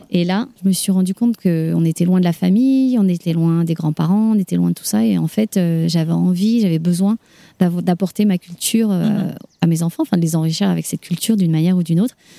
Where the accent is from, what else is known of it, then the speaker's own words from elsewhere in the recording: Paris, Île-de-France, France; moved away as an adult; now in Denver, United States; je suis parisienne